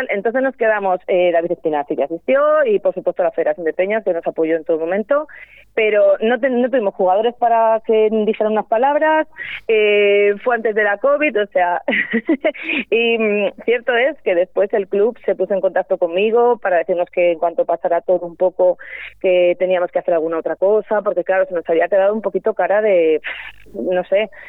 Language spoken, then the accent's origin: Spanish; Rueda, Castile and León, Spain; somos de Rueda.